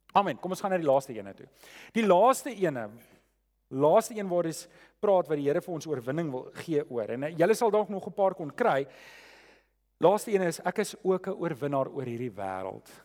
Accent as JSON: {"language": "Afrikaans", "country": "South Africa", "said": "ons as Afrikaners"}